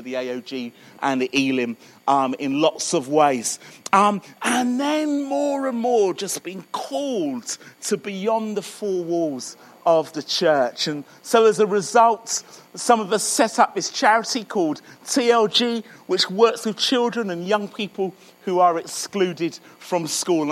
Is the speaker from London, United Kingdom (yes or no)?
yes; Croydon, London, United Kingdom; now in Birmingham, United Kingdom; I live in Birmingham. You can probably hear that my accent's a little further south, so I'm sort of born and brought up in Croydon.